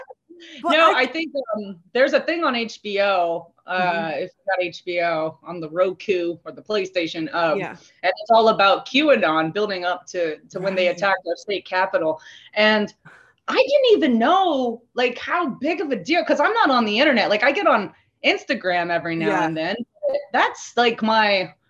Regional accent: Canada; And you're like, oh, you're Canadian. I'm like, yes, I am Canadian. During the Trump regime, I was like, yeah, I'm totally Canadian.

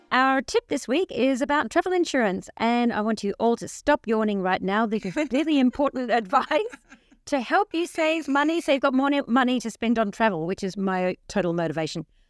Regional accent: Australia; growing up in Australia in the seventies and eighties

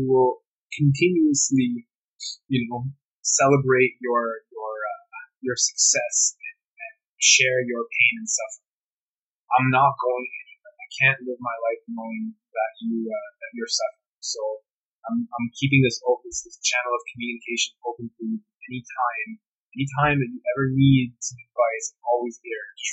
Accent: Canada; I'm Canadian

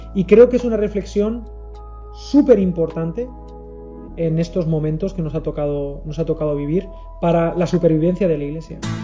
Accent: Spain; también como español

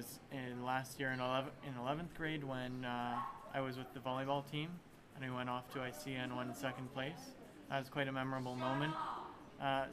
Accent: Canada; moved away; So I'm Canadian, and I've been at ASM for the past 3 years now

